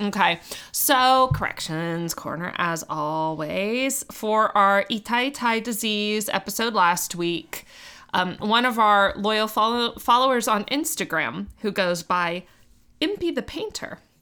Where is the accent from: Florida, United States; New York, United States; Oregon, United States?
Florida, United States; Miami; I'm from Miami